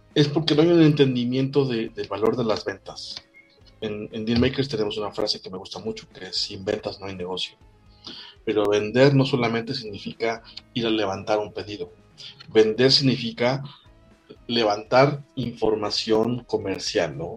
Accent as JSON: {"language": "Spanish", "country": "Mexico", "said": "Soy mexicano"}